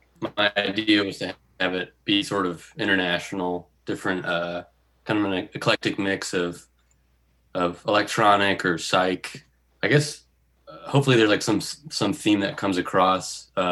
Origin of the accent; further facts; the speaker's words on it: Upper Peninsula of Michigan, United States; I'm from the Upper Peninsula of Michigan, which is like the source of Kudiji.